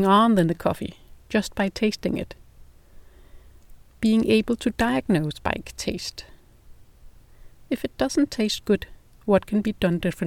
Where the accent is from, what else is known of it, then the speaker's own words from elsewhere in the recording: Denmark; English is a second language; If you're wondering about my English accent, it's because I'm not native English. I'm Danish